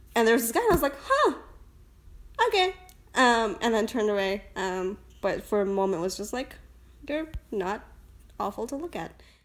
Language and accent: English; India; also born or lived in United States; now in San Francisco, United States; I was born in India.